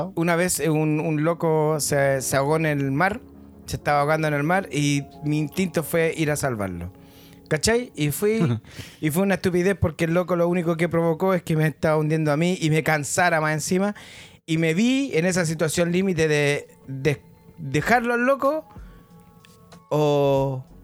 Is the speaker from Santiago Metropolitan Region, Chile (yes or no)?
yes; Santiago, Santiago Metropolitan Region, Chile; vengo de La Pintana